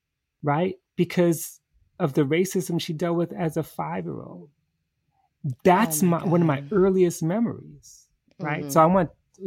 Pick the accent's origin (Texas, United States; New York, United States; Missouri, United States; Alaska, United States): New York, United States; I mean, we're from New York, grew up in New York early.